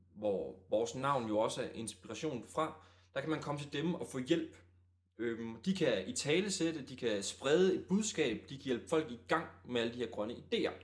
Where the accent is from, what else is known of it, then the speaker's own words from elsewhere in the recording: Djursland, Central Denmark Region, Denmark; moved away as an adult; now in Aalborg, Denmark; Vi kommer trods alt kun fra Djursland